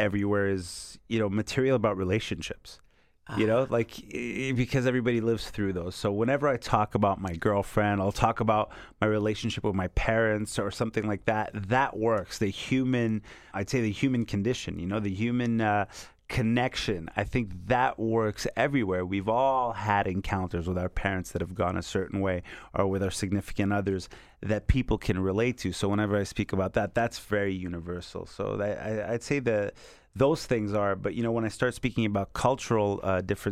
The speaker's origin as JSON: {"language": "English", "country": "Canada", "also_born_or_lived": "Montreal", "said": "as a Canadian in France"}